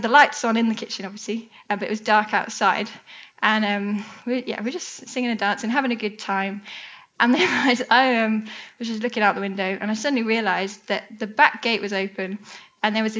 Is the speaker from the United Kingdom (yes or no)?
yes; United Kingdom; we're British.